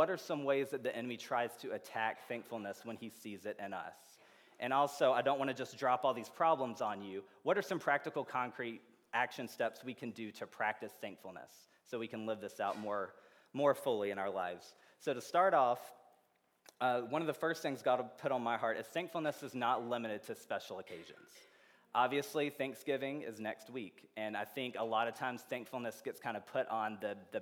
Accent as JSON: {"language": "English", "region": "Georgia", "country": "United States", "also_born_or_lived": "Indiana", "moved": "yes", "lives_now": "Champaign, United States", "said": "I'm from Georgia originally"}